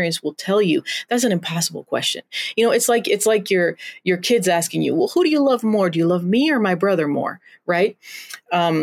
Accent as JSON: {"language": "English", "region": "Los Altos de Jalisco", "country": "Mexico", "tie": "born or raised there", "also_born_or_lived": "Portland, Oregon, United States / Iowa, United States", "moved": "yes", "lives_now": "St. Peter, United States", "said": "I'm American, but I grew up in Mexico"}